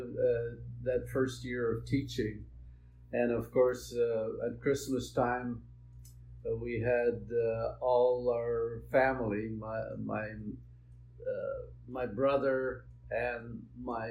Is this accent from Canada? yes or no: yes; Meleb, Manitoba, Canada; also born or lived in St. Andrews, Manitoba; I grew up in Mellab. It's a small community in the Interlake